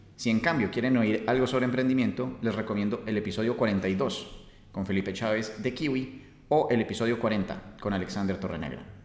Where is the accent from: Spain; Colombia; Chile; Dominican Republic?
Colombia; uno como colombiano